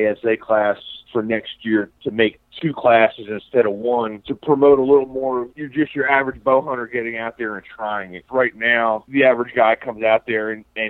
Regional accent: Central New Jersey, United States; moved away as an adult; now in Virginia, United States; was born and raised in Central New Jersey

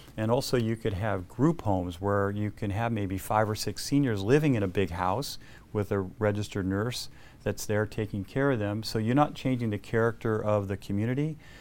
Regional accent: El Segundo, California, United States; I grew up in El Segundo. I lived in the South Bay my entire life

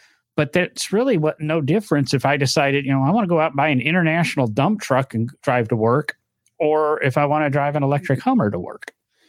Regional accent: Illinois, United States; moved away; I grew up in Illinois

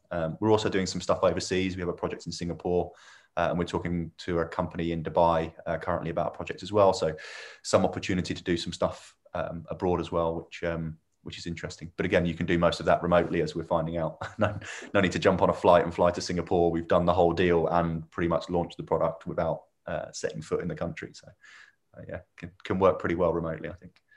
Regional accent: Milton Keynes, South East England, United Kingdom; also born or lived in Northampton; I was born and bred in Milton Keynes

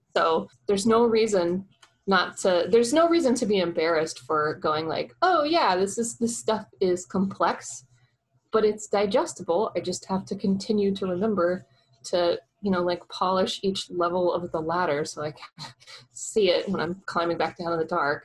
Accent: Oklahoma, United States; I'm a girl from Oklahoma

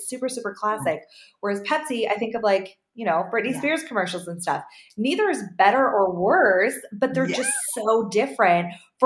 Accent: Canada; I'm so Canadian over here

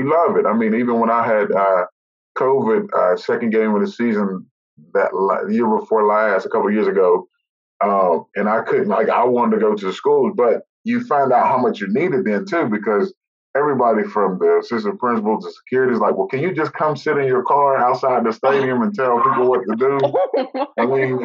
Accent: West Virginia, United States; moved away as an adult; now in Charlotte, United States; growing up in West Virginia

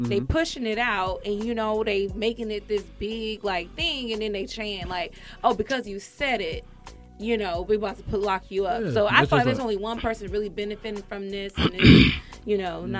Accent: California, United States; moved away; I'm being from California

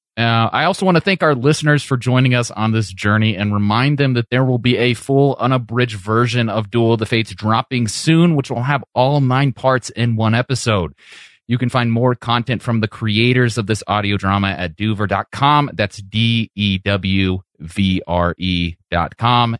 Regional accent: Modesto, California, United States; Yeah, we're all from here. And then we claim it.

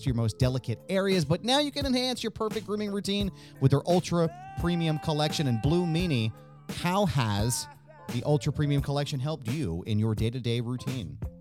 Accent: Bucks County, Pennsylvania, United States; where I grew up in Bucks County

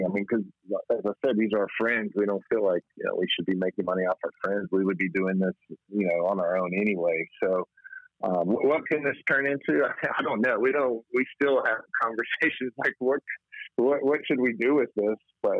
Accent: Mountain Home, Arkansas, United States; So I grew up in Arkansas in a little town in North Arkansas named Mount Home.

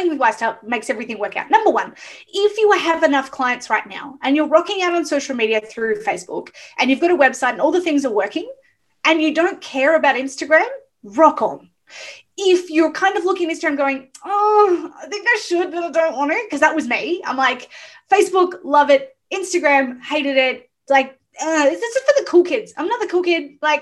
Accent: Melbourne, Victoria, Australia; also born or lived in Ocean Grove; I'm from Melbourne, so we're the coffee capital of the world

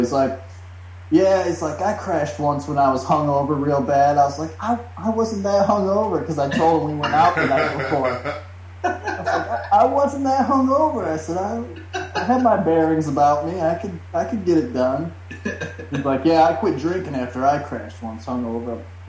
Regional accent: Rockford, Illinois, United States; Yeah, I'm originally from Rockford.

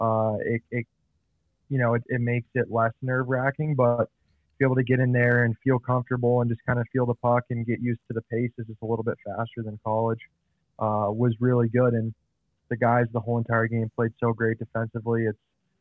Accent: Utah, United States; moved away; growing up in Utah

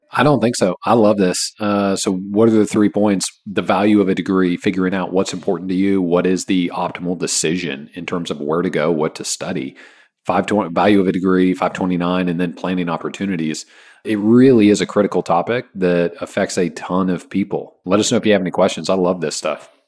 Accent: Kansas, United States; now in Texas, United States; I grew up in Kansas

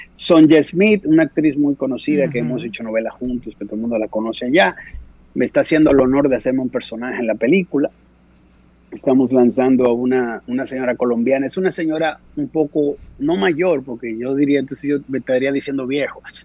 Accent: Dominican Republic; moved away; en mi propia tierra

